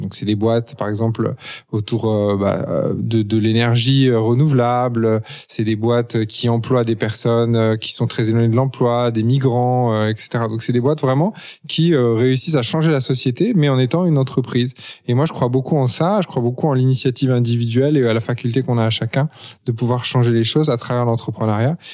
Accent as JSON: {"language": "French", "town": "Paris", "region": "Île-de-France", "country": "France", "tie": "born or raised there", "also_born_or_lived": "United States", "moved": "as an adult", "said": "j'ai grandi à Paris, de parents à la fois français et étrangers"}